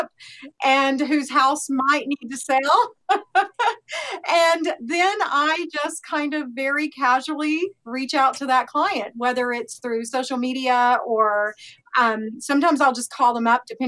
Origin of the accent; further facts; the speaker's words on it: Oklahoma, United States; I'm from Oklahoma